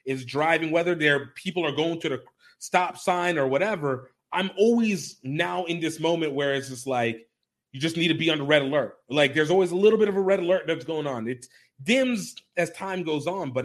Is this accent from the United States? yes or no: no; Nigeria; I'm a Nigerian as well